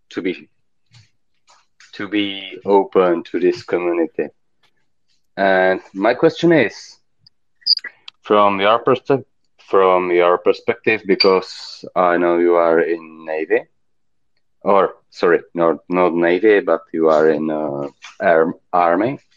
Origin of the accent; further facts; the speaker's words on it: Czechia; I'm from Czech Republic